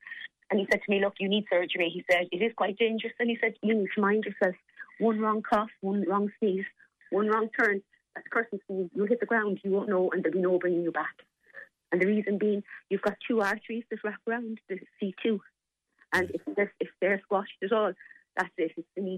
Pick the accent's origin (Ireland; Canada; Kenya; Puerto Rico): Ireland; Limerick, Munster; I'm from Limerick and my family are as well. So, you know, we go back a long way.